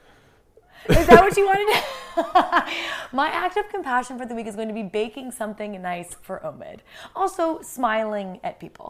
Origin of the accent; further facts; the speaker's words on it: United States; I'm American